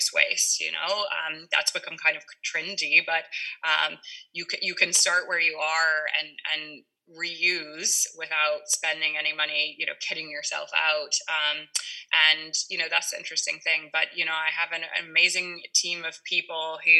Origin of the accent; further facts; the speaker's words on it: Kentucky, United States; moved away as an adult; also born or lived in Mexico / Germany; now in Ireland; I grew up in Kentucky